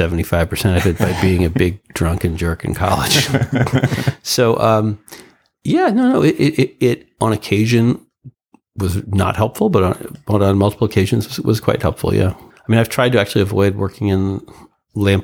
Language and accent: English; Mount Pleasant, New York, United States; moved away as an adult; also born or lived in Manhattan, New York; now in Los Angeles, United States; I was born on the Lower East Side of Manhattan and then turned into a shooting gallery in two senses of the word in the early 70s. So my parents moved us to an unincorporated strip of land in Westchester County called Mount Pleasant